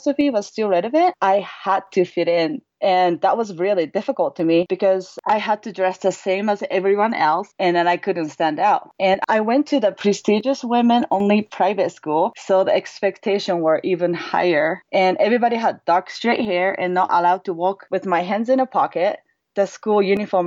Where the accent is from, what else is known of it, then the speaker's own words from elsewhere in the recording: Osaka, Japan; English is a second language; moved away as an adult; now in Lake Tahoe, United States; I was born and raised in Osaka, Japan. And I came to the United States during my sophomore year in college, and then pretty much I never left ever since. And I'm currently living in Lake Tahoe with my family